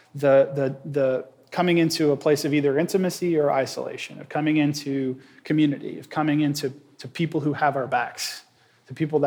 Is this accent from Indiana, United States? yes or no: yes; Indiana, United States; moved away as an adult; now in Nashville, United States; We grew up in Indiana